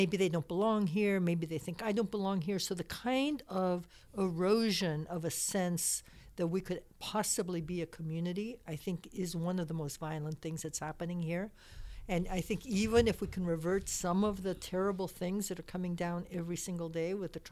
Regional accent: Mexico; moved away; also born or lived in Tepoztlan, Morelos, Mexico; I'm from Mexico, so I've been going back more often than I've been able to in the past.

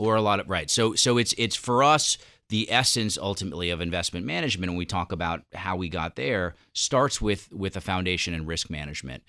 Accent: New York, United States; moved away as an adult; also born or lived in Southern California; as a New Yorker

